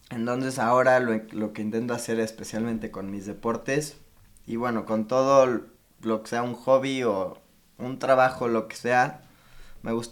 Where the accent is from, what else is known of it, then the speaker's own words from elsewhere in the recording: Cuernavaca, Morelos, Mexico; Tengo 21 años. De hecho, nací en Cuernavaca, probablemente esto no lo sabías.